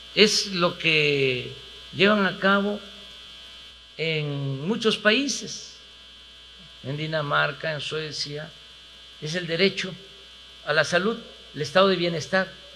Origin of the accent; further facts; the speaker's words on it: Tabasco, Mexico; yo soy de la República del Chocolate